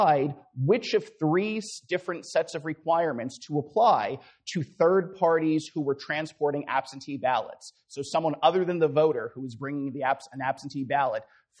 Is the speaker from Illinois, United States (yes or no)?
no; Florida, United States; Florida, again, my home state